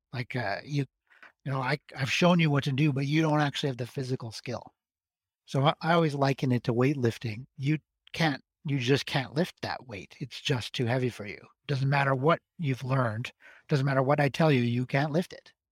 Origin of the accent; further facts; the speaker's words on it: Alberta, Canada; now in Montreal, Canada; Alberta, where I'm from